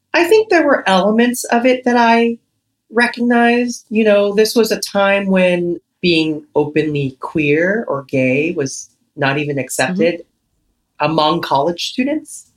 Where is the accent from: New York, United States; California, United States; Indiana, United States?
California, United States; Los Angeles; born and raised in Echo Park, Los Angeles